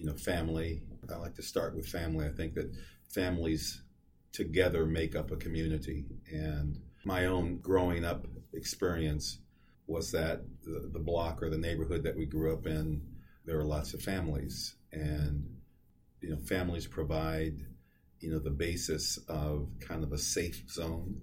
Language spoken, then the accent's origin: English; Seattle, Washington, United States; we grew up in Madrona where the neighborhood grocery store was an IGA